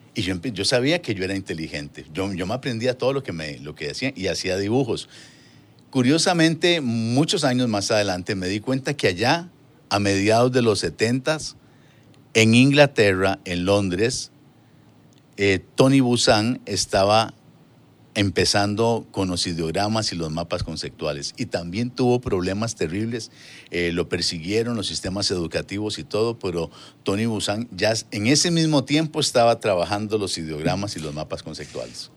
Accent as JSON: {"language": "Spanish", "area": "Hatillo 1", "region": "San José", "country": "Costa Rica", "tie": "born or raised there", "said": "Pues yo me crié en Atillo 1."}